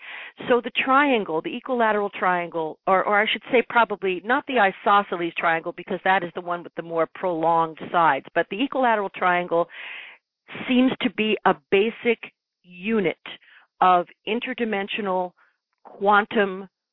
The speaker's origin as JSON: {"language": "English", "country": "Ireland", "said": "So I was raised in an although raised as Catholic, being Irish, of course, I was raised also with a complete openness to the unseen world"}